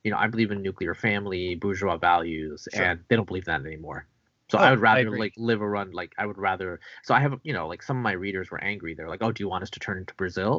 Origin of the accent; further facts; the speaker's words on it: Bangladesh; moved away; I was born in Bangladesh. Just want to make clear I'm not technically Indian.